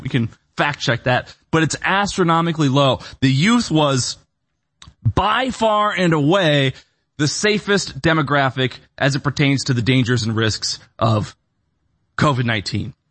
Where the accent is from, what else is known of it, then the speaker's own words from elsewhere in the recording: Bloomington, Illinois, United States; moved away as an adult; also born or lived in Austin, Texas / Nashville, Tennessee / Orange County, California; I grew up in Bloomington, Illinois